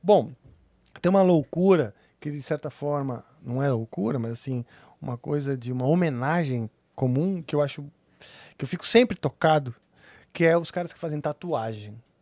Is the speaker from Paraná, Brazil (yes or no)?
no; São Paulo, Brazil; also born or lived in Nebraska, United States; Cresci em São Paulo